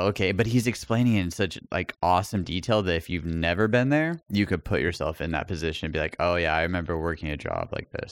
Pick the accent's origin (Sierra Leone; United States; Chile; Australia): United States; El Paso, Texas; moved away; when I moved away from El Paso